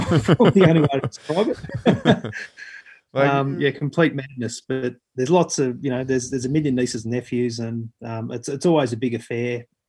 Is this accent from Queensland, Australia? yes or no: no; Canberra, Australian Capital Territory, Australia; life was busy growing up in Canberra